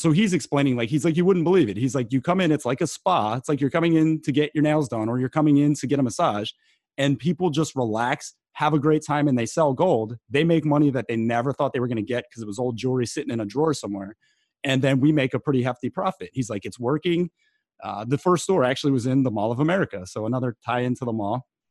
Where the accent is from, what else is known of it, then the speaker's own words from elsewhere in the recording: East Coast, United States; also born or lived in Delaware / St. Paul, Minnesota; growing up in East Coast Italian